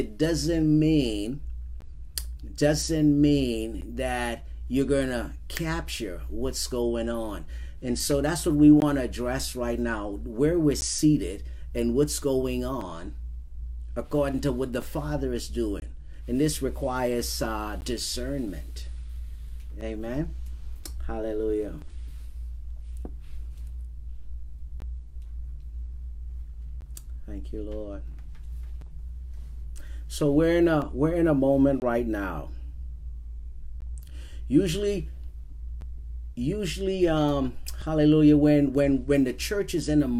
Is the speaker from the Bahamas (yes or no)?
yes; Bahamas; now in Alaska, United States; growing up in the Bahamas